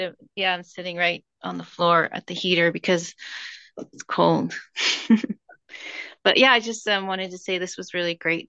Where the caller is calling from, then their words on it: Santa Cruz, California, United States; But my butt is seated in Santa Cruz, California.